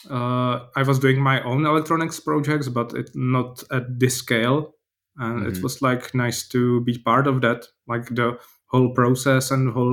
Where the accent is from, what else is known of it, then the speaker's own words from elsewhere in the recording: Brno, South Moravian Region, Czechia; I'm from Brno